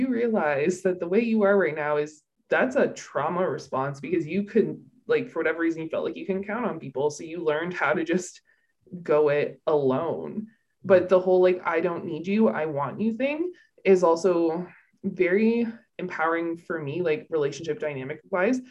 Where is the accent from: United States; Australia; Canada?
Canada; I'm Canadian